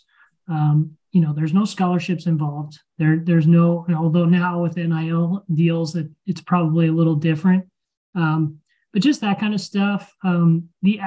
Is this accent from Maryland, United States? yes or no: yes; Maryland, United States; I grew up in Maryland. I'm a Maryland born and bred